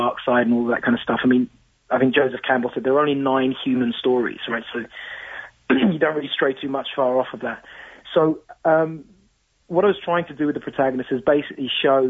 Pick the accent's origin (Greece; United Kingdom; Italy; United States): United Kingdom; London; And also growing up in London, you know, very old society, ghosts come with the territory, right?